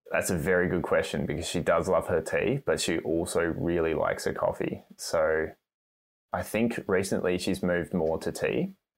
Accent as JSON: {"language": "English", "country": "Australia", "said": "I'm doing a really shitty Aussie accent, even though I'm an Australian"}